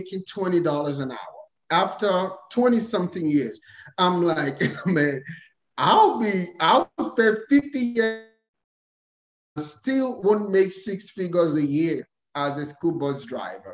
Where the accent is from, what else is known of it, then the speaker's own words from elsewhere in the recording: Nigeria; moved away as an adult; now in United States; I was born and raised in Nigeria. So I came to America a couple of years ago